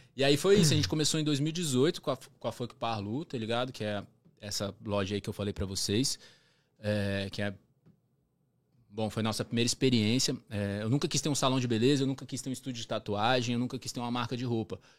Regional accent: Brasília, Federal District, Brazil; moved away as an adult; also born or lived in Florianópolis; now in Toronto, Canada; Eu nasci em Brasília

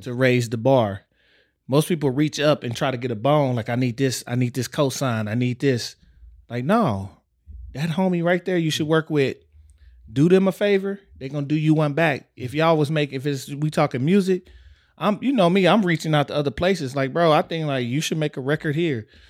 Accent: Texas, United States; I grew up in Texas

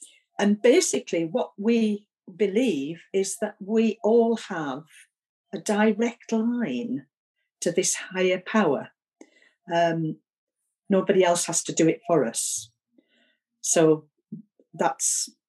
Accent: Keswick, North West England, United Kingdom; also born or lived in Newcastle / Sunderland; I'm actually from Keswick, a long, long, long, long time ago. But I've lived most of my life in the northeast of England, in Newcastle and Sunderland

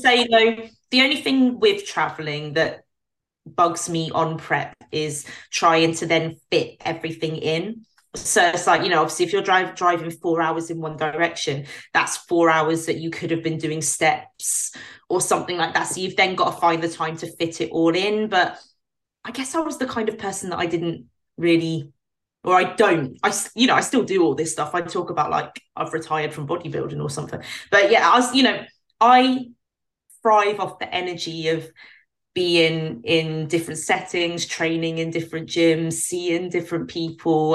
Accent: United Kingdom; as a British pro

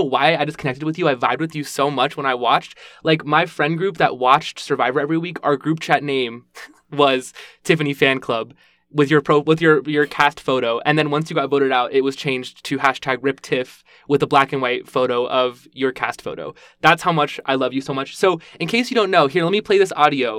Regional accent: right outside DC, Virginia, United States; I'm from Virginia, right outside DC

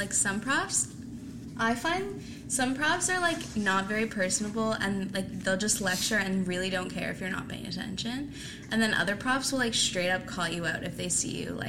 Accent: Moncton, New Brunswick, Canada; now in Saint John, Canada; I'm from Moncton, so I knew nobody coming to St. John.

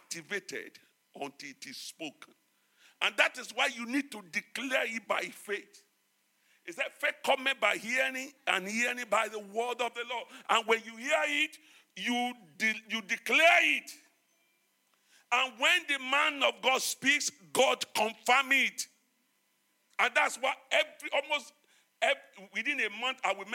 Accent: Nigeria; moved away; as a Nigerian

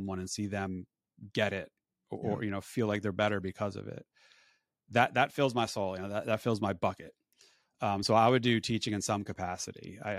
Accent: Northeast, United States; So born and raised in the Northeast, I'm over winter.

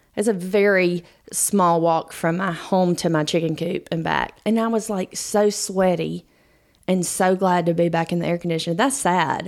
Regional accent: Georgia, United States; we're from Georgia.

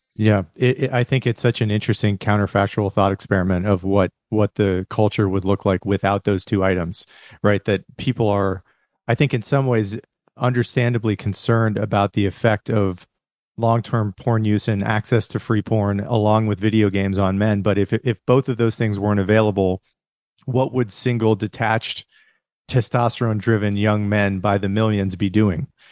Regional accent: Rust Belt, United States; from my hometown where I come from and, and kind of the Rust Belt

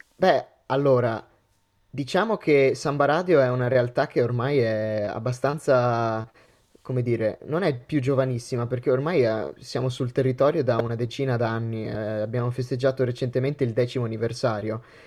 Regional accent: Veneto, Italy; moved away as an adult; now in Trentino, Italy; provengo dal Veneto

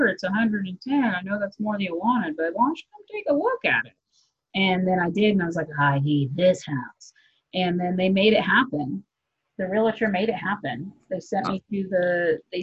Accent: United States; moved away; also born or lived in Texas / Kansas; there's certain words that I used to use just growing up in Texas and Kansas

